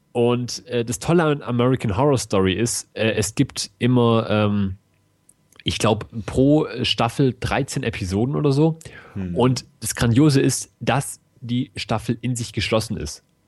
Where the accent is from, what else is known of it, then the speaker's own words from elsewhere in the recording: Germany; Bei uns in Deutschland